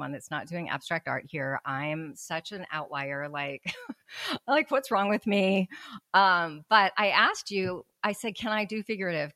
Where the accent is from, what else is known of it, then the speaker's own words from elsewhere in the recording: Mexico; moved away; I'm from Mexico